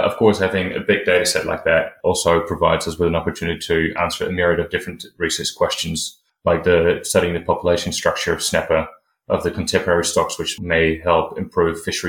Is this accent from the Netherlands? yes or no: yes; Netherlands; moved away as an adult; also born or lived in New Zealand; now in Wellington, New Zealand; I'm originally from the Netherlands, but I've been living in New Zealand since 2017 to do my PhD.